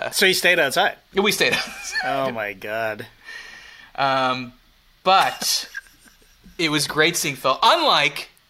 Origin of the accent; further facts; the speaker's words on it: Canada; I'm Canadian. I'm fine in short sleeves.